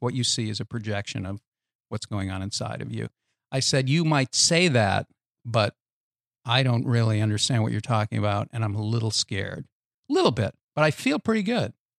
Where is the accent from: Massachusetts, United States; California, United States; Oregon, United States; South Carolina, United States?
Massachusetts, United States; Boston; I grew up in Boston